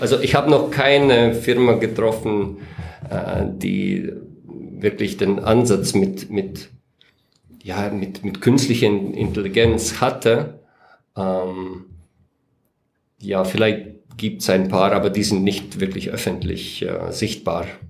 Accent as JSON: {"language": "German", "country": "Latvia", "tie": "born or raised there", "also_born_or_lived": "Riga, Latvia / Weiden in der Oberpfalz, Germany", "second_language": "German", "moved": "as an adult", "lives_now": "Germany", "said": "bin 1975 geboren in Lettland"}